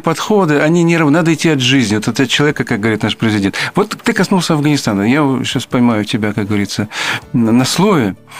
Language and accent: Russian; Belarus; мы, белорусы